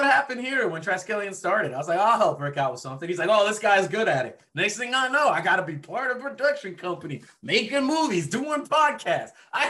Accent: Dublin, Leinster, Ireland; born there; my family immigrated from France over to Ireland, and I was born in Dublin.

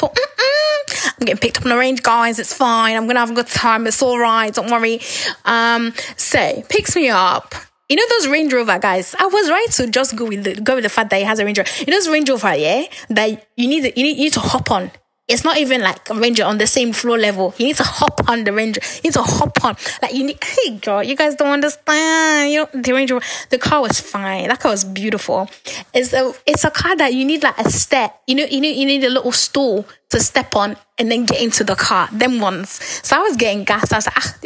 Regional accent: Nigeria; We're both Nigerian

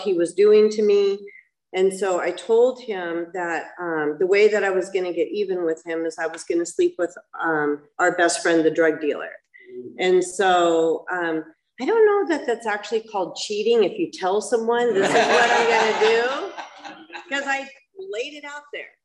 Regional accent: Los Alamitos, California, United States; also born or lived in Laguna Hills, California; I grew up in Los Alamitos

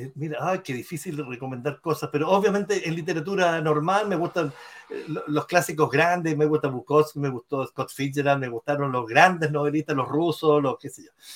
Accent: Chile; also born or lived in Rochester, New York, United States; soy publicista, soy chileno

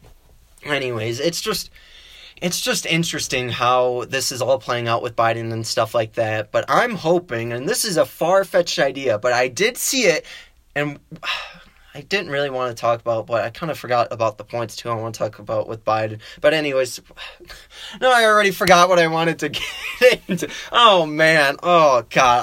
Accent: Wisconsin, United States; accent: Wisconsin; my Wisconsin accent

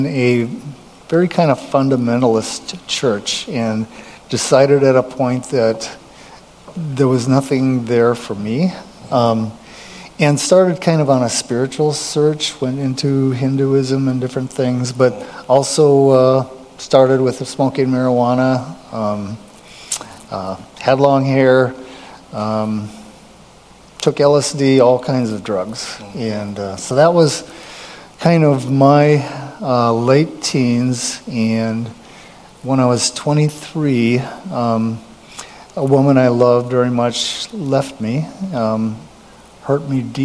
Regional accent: Fargo, North Dakota, United States; moved away as an adult; also born or lived in Washington, D.C.; I'm originally from Fargo, so there was a point there where we were wanting to get back around family

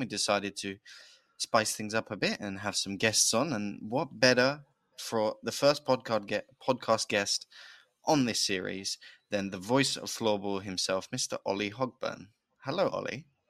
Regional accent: United Kingdom; accent: British; being a Brit

